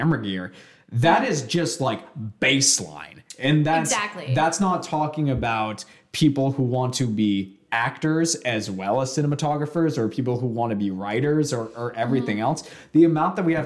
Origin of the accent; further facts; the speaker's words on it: Bath, Maine, United States; the town that I grew up in, there are three towns: Bath, Brunswick, and Topsom. I grew up in Bath.